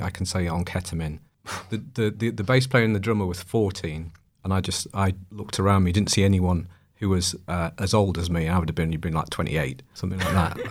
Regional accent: Evesham, West Midlands, United Kingdom; also born or lived in Bangor / Bristol; now in North Yorkshire, United Kingdom; I'm from the Midlands, Evesham, famous for very nice ex-, asparagus

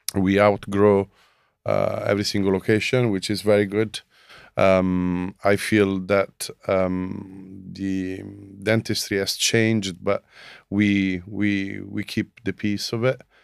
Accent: Rome, Lazio, Italy; moved away as an adult; now in London, United Kingdom; I'm from Italy, Rome.

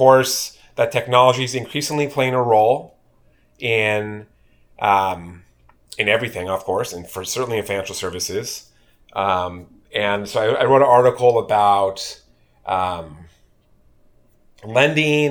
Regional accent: California, United States; grew up in California, went to UC Berkeley

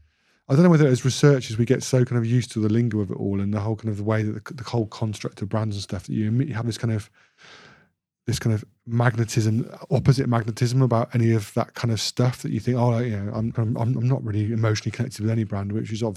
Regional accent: Bradford, Yorkshire and the Humber, United Kingdom; also born or lived in Royal Leamington Spa / Solihull; I'm a Yorkshireman, born in Bradford Royal Infirmary, big at the Bingley, Deb, Amelia. And then I moved to Royal Leamington Spa, forget the Royal connection. And then a little village outside Solihull in the West Midlands.

